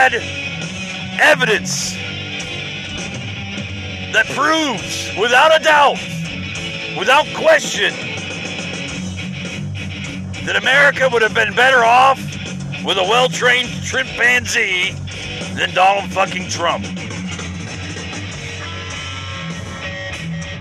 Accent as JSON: {"language": "English", "country": "United States"}